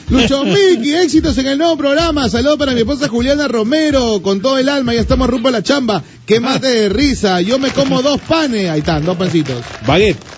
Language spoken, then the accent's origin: Spanish; Peru; somos paneros los peruanos.